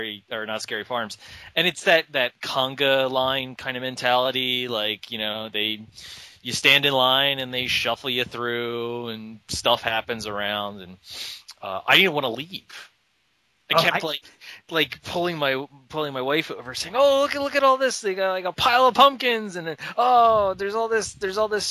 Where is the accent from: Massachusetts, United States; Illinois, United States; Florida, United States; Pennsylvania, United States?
Pennsylvania, United States; Philadelphia; now in California, United States; I am actually from Philadelphia.